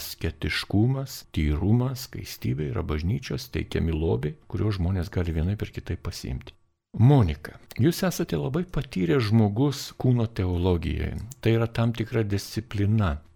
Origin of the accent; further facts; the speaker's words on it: Lithuania; mes lietuviai esam tam tikro charakterio žmonės